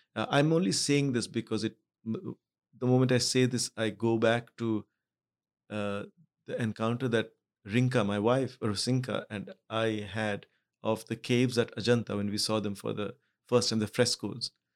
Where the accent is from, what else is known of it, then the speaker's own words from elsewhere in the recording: Mumbai, Maharashtra, India; also born or lived in Kolkata; I was born in Calcutta, but I grew up in Bombay.